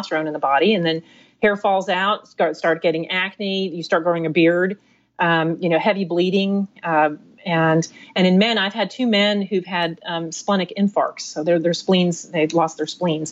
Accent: East Coast, United States; I grew up on the East Coast.

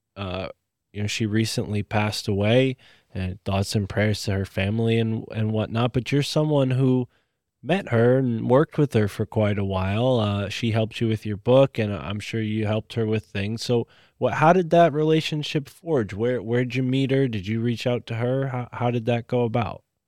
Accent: New Haven County, Connecticut, United States; my public library in my hometown, which is in New Haven County

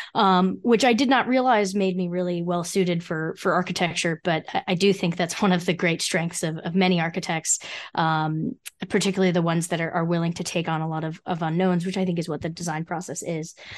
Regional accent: Freehold, New Jersey, United States; I grew up in Freehold, New Jersey

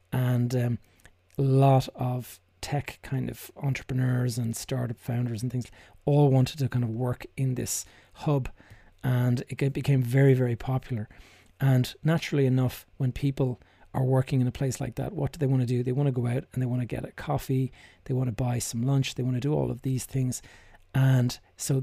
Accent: Dublin, Leinster, Ireland; my hometown here in Dublin

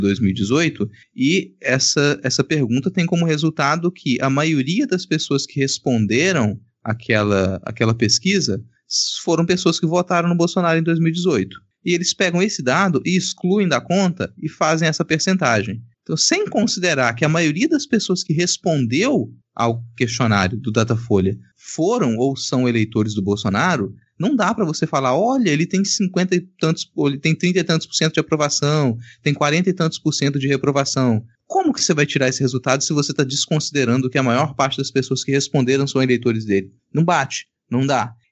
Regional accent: Minas Gerais, Brazil; Eu, como mineiro, nasci em Minas Gerais.

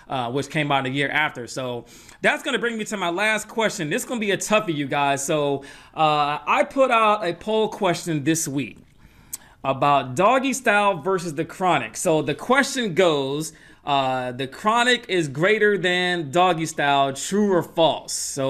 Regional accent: Atlanta, Georgia, United States; I grew up in Atlanta

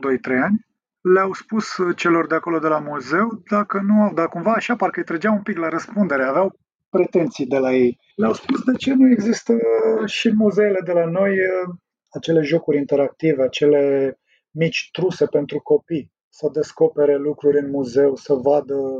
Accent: Drobeta-Turnu Severin, Mehedinți County, Romania; moved away; also born or lived in Prahova; Eu sunt mai sudist, așa, am copilărit lângă Dunăre.

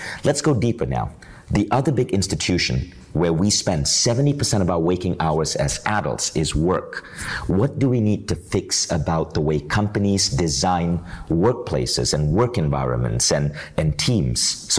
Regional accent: United States; my formative years were in the United States, right?

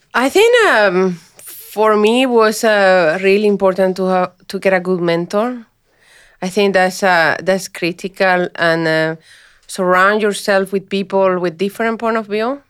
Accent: Colombia; English is a second language; moved away as an adult; now in Australia; I was a high performance employee back home, and I came here

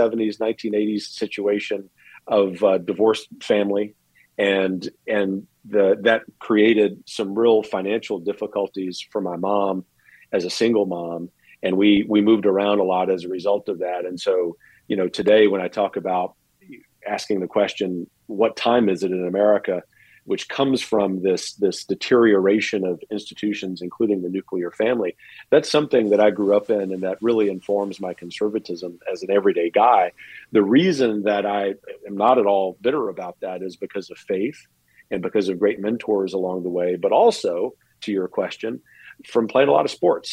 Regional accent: Lafayette, Louisiana, United States; moved away as an adult; also born or lived in Northern Virginia / Wyoming; my hometown of Lafayette, Louisiana

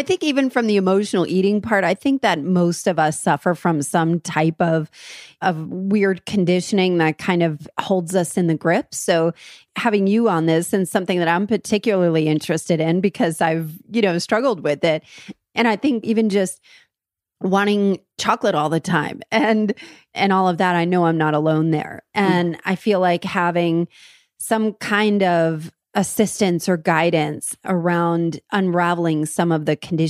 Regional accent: New Jersey, United States; And it's very okay. I'm from New Jersey.

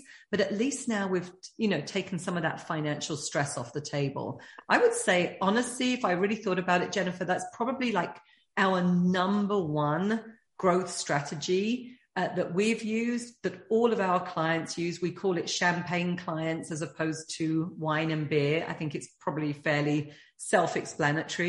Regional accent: United Kingdom; being British

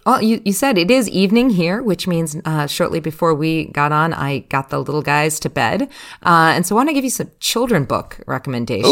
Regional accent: United States; moved away; as an American, even though I'm overseas

